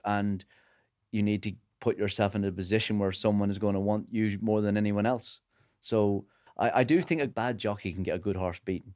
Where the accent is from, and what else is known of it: Northern Ireland, United Kingdom